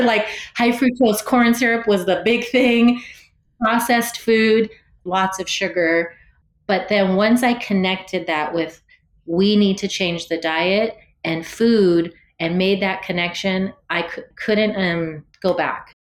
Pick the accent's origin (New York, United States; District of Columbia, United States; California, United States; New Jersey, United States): California, United States; San Jose; I was born and raised here in San Jose.